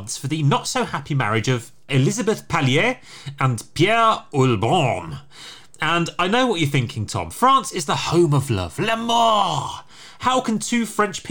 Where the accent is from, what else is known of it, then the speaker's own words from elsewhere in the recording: United Kingdom; I'm British.